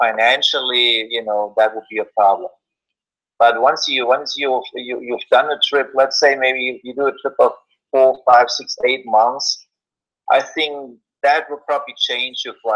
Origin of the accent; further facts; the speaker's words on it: Germany; moved away; I am from Germany, but I haven't really spent much time in Germany in the last 30 years